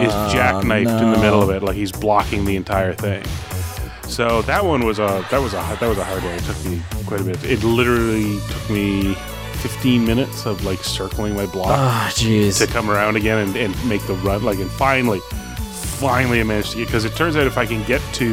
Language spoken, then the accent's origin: English; Canada; I'm Canadian